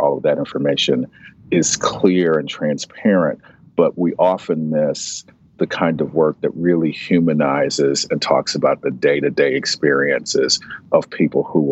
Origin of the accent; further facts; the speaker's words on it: United States; as an American, as a Black American who's descended from enslaved people